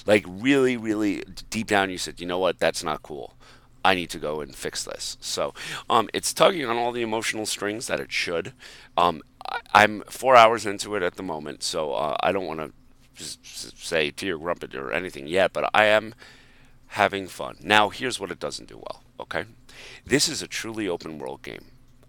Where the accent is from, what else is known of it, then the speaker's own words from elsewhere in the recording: Montana, United States; Yeah, absolutely, to Montana.